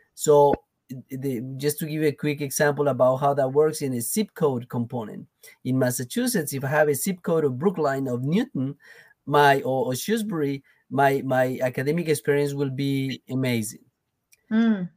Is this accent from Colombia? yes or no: yes; Colombia; first language Spanish; English is a second language; now in United States; I'm from Colombia originally